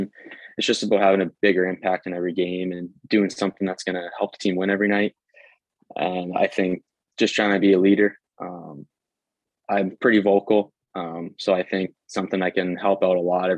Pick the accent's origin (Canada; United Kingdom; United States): Canada; Ontario; the tight power skating that we have in Canada, especially my hometown